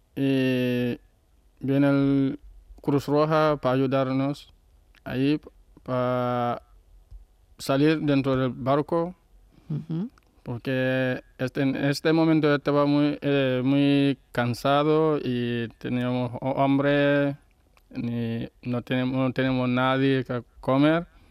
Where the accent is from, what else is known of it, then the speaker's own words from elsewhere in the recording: Gambia; Spanish is a second language; moved away as an adult; now in Spain; es verdad que estoy viviendo aquí tranquilo, pero Gambia es mi país